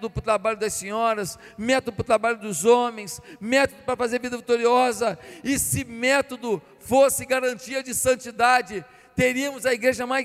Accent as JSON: {"language": "Portuguese", "town": "Barbacena", "region": "Minas Gerais", "country": "Brazil", "tie": "born there", "said": "porque lá onde eu nasci em Barbacena não era."}